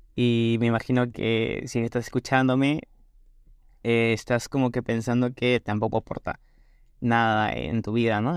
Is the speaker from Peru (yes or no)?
yes; Peru; en mi país Perú